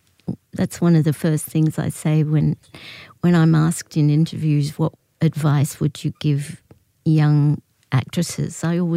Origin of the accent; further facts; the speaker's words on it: Australia; I was happy in my own skin. My mother was English, so I was encouraged to sound like a little English person. I had to teach myself to sound Australian.